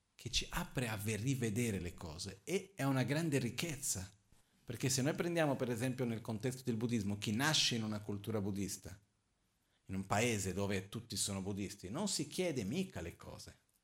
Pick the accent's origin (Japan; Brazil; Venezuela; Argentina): Brazil; Io son brasiliano